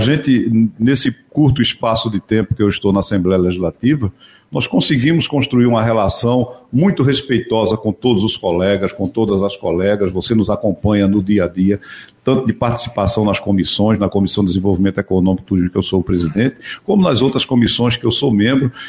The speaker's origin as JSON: {"language": "Portuguese", "town": "Igarassu", "region": "Pernambuco", "country": "Brazil", "tie": "born or raised there", "said": "Eu saí do engenho né, para ir para Igaraçu, do meio das canas, do meio do mato, literalmente"}